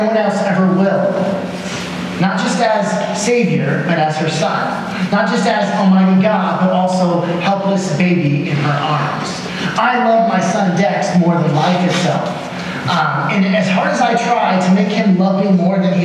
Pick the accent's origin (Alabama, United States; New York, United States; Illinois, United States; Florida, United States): Illinois, United States; Le Roy; I grew up in Leroy, Illinois. Here's a picture of my hometown, population 3,600.